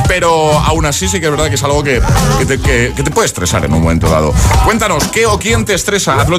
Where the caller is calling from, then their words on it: Las Palmas de Gran Canaria, Canary Islands, Spain; agitadores … de Las Palmas de Gran Canaria.